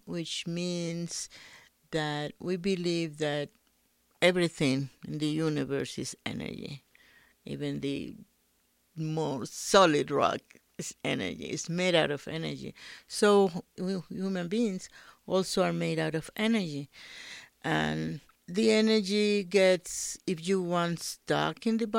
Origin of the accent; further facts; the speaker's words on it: Dominican Republic; now in Albuquerque, United States; I'm from the Dominican Republic, and I had been living in Albuquerque for about 30 years.